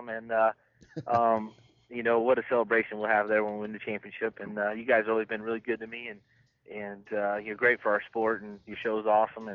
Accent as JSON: {"language": "English", "region": "Northwest Arkansas", "country": "United States", "tie": "born or raised there", "said": "where I grew up in Northwest Arkansas"}